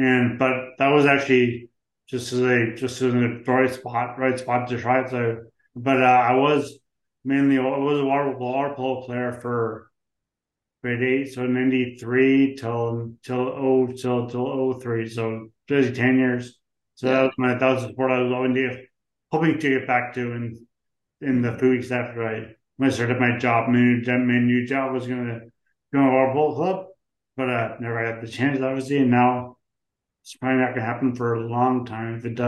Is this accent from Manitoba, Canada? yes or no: no; St. John's, Newfoundland and Labrador, Canada; also born or lived in Ontario / British Columbia; I grew up where I am now, but I moved around Canada. So you go to university. Went to university in Ontario and BC